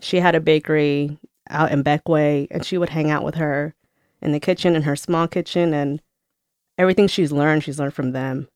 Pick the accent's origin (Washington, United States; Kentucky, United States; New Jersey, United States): New Jersey, United States; moved away; I grew up in New Jersey